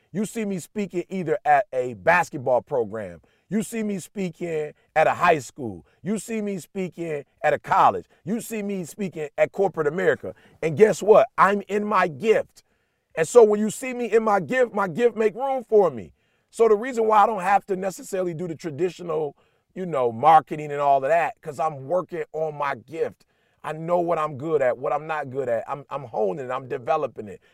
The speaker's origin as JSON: {"language": "English", "town": "Detroit", "region": "Michigan", "country": "United States", "said": "I'm blue collar. I'm from Detroit"}